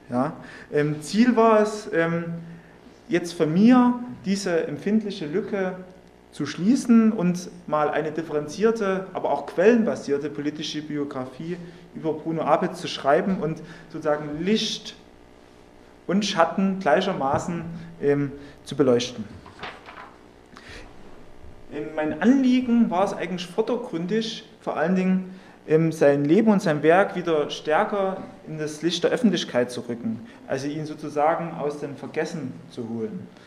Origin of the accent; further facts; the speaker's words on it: Saxony, Germany; accent: Saxon; Ich als Sachse, man kann es ja, denke ich